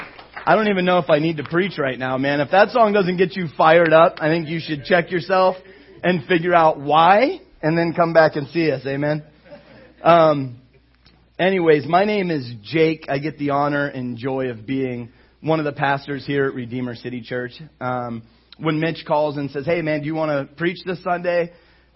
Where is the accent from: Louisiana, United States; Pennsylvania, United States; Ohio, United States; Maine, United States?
Ohio, United States; moved away; I come from Ohio, and I came from a church there